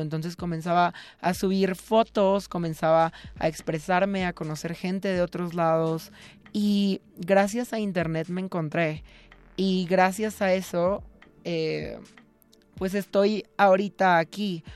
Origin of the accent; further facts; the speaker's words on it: Mazatlán, Sinaloa, Mexico; now in Mexico City, Mexico; yo estudié en una escuela católica toda mi vida y soy de Mazatlán, Sinaloa